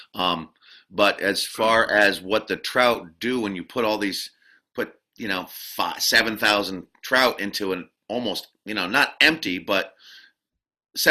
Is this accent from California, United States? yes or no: no; Barnard, Vermont, United States; also born or lived in Randolph, Vermont; I was born in Randolph, and I grew up in a town called Barnard, which is a little town kind of north of Woodstock, Vermont